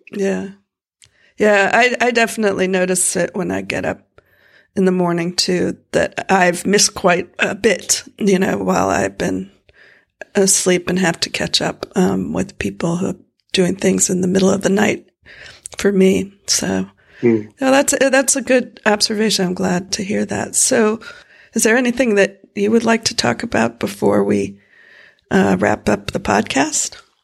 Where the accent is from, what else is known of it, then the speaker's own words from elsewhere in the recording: Florida, United States; moved away; I grew up in Florida